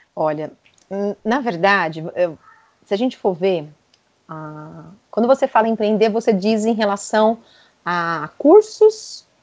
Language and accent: Portuguese; São Paulo, Brazil; eu sou de São Paulo